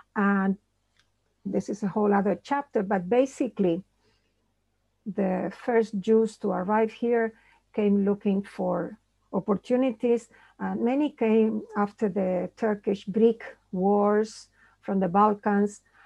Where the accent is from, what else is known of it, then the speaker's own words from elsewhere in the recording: Buenos Aires, Argentina; moved away; also born or lived in New York; I grew up in Buenos Aires